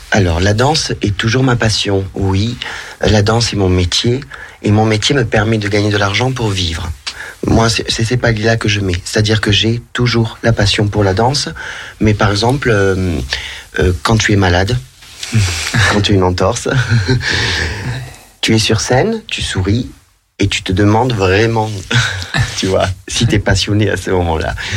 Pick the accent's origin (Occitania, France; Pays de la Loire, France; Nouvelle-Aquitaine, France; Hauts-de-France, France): Occitania, France; Narbonne; accent: southern (accent du Sud); also born or lived in Montpellier; now in Lyon, France; je suis natif de Narbonne, dans le sud de la France.